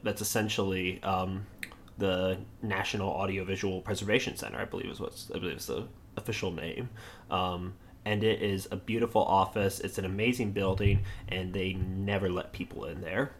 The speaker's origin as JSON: {"language": "English", "town": "Charlotte", "region": "North Carolina", "country": "United States", "tie": "born or raised there", "also_born_or_lived": "Maryland", "said": "I was born in Maryland, um, but my parents moved to North Carolina when I was five years old. Um, so I was raised by Northerners, even though I grew up in the South"}